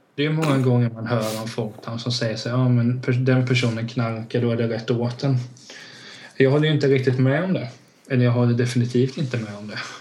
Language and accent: Swedish; Hultsfred, Kalmar County, Sweden; i Hultsfred där jag växte upp